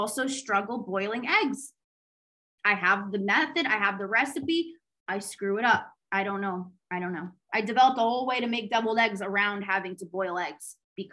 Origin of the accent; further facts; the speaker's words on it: United States; also born or lived in Greece; we're American